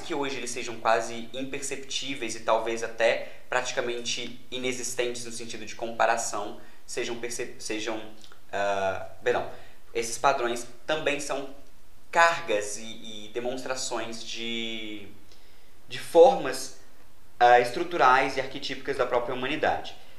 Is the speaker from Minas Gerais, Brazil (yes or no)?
yes; Juiz de Fora, Minas Gerais, Brazil; eu sou de Juiz de Fora, Minas Gerais